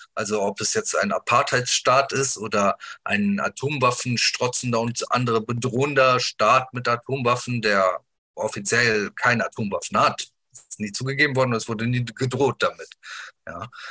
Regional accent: Wuppertal, North Rhine-Westphalia, Germany; Ich bin geboren in Deutschland, ich bin aufgewachsen hier

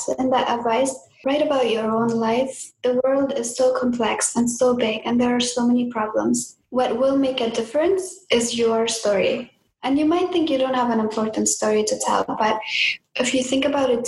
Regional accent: Afghanistan; moved away; in my home country of Afghanistan

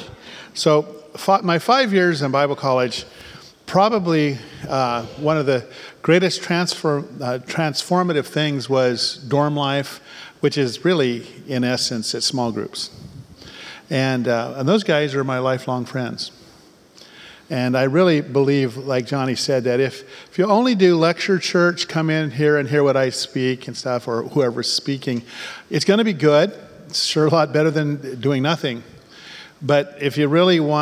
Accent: Bay Area, California, United States; I was born in the Bay Area

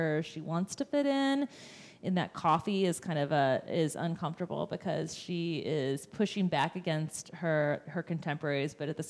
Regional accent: Indiana, United States; now in Cincinnati, United States; my hometown in Indiana

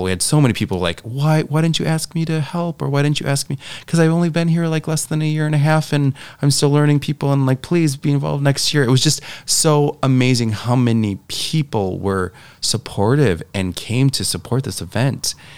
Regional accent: Janesville, Wisconsin, United States; moved away as an adult; also born or lived in Stevens Point, Wisconsin / Los Angeles, California; now in Door County, United States; I am originally from Janesville, Wisconsin.

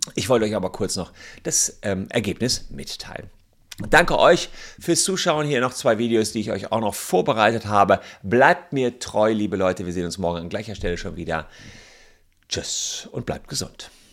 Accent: Germany; bei uns in Deutschland

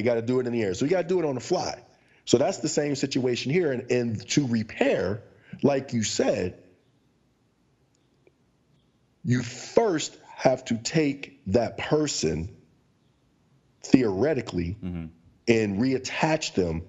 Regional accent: Pittsburgh, Pennsylvania, United States; The question got to me and I felt stupid to say Pittsburgh.

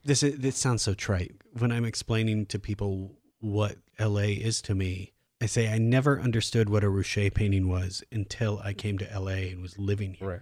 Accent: Iowa, United States; also born or lived in Omaha, Nebraska / Washington, D.C. / New York City; now in Los Angeles, United States; I'm from Iowa, I lived in Omaha

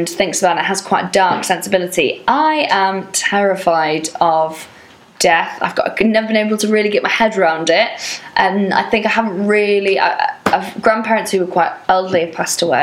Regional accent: Wales, United Kingdom; there's a little tiny church that's very old in the village that I grew up in Wales

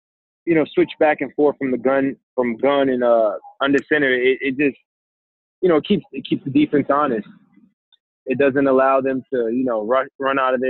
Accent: New York City, New York, United States; as a New Yorker, we take for granted some of the beautiful things that we have here

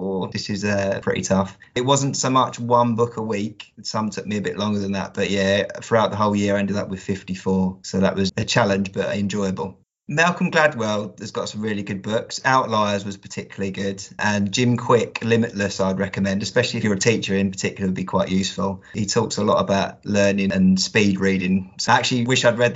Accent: Kent, South East England, United Kingdom; moved away as an adult; now in Yorkshire, United Kingdom; I'm not a native Yorkshireman. I'm actually from Kent, but I moved to Yorkshire about 3 years ago

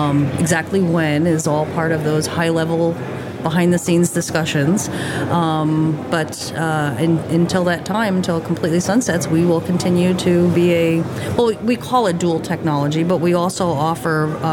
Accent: New Jersey, United States; moved away as an adult; also born or lived in New York / Florida / Colorado / Kansas; now in Montana, United States; I grew up in New York and New Jersey, very metropolitan, very, you know, and living in Montana, very rural

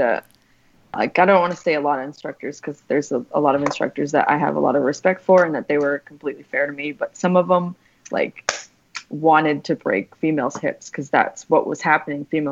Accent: Cape Cod, Massachusetts, United States; I grew up in Cape Cod, Massachusetts

